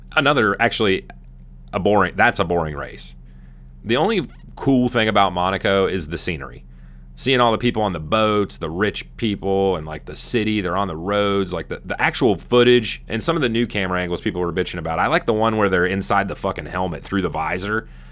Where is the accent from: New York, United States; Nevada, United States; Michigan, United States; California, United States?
California, United States; moved away as an adult; I was born in California. I'm from there.